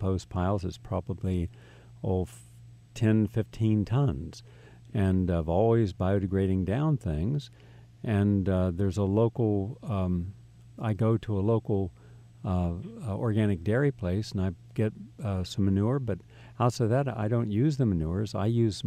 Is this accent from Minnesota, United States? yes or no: no; West Virginia, United States; moved away; also born or lived in Stone Ridge; I grew up in West Virginia